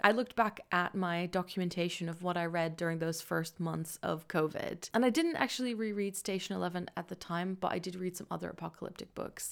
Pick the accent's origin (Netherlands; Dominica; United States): Netherlands; now in London, United Kingdom; I am originally from the Netherlands and I currently live just outside of London